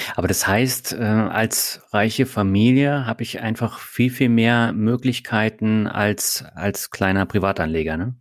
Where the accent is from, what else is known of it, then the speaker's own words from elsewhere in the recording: Berlin, Germany; moved away; also born or lived in Lübeck / Hamburg / Baden-Württemberg; Also ich komme aus Lübeck, bin mhm. in Berlin aufgewachsen.